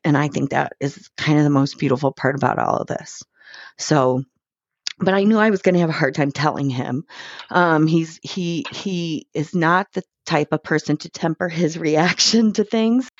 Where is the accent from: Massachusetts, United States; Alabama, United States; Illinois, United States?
Illinois, United States; Chicago; I grew up in Chicago